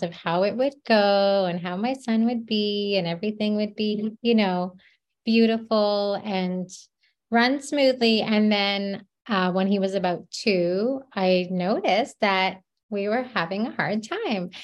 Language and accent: English; Canada; moved away as an adult; now in New Jersey, United States; I'm Canadian